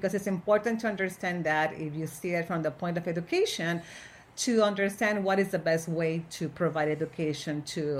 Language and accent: English; Monterrey, Nuevo León, Mexico; moved away as an adult; also born or lived in Austin, Texas; now in United States; I was born in Monterrey, Mexico, and I worked in the education field for a long time. I got my master's there in Mexico